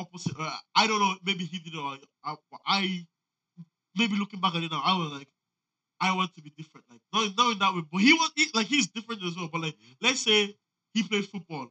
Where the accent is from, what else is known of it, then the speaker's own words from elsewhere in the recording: Cork, Ireland; I grew up in Balibola